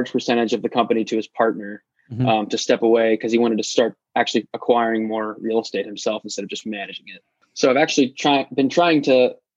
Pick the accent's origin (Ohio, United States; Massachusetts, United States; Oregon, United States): Ohio, United States; Cincinnati; now in Dayton, United States; about 40 minutes north of where I grew up in Cincinnati